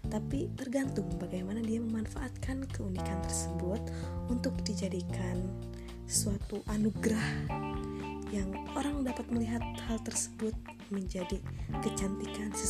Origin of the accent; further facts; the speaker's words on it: Bandung, West Java, Indonesia; dan gue berasal